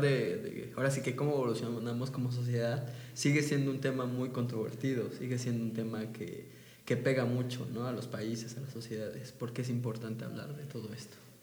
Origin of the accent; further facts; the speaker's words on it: Mexico; nosotros como mexicanos